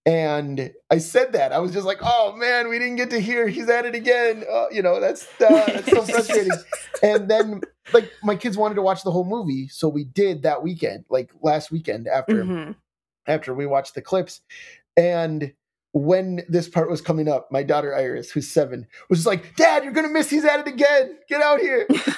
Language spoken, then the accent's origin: English; North Dakota, United States; And I'm from North Dakota, so it's a big hockey state, you know, and all that.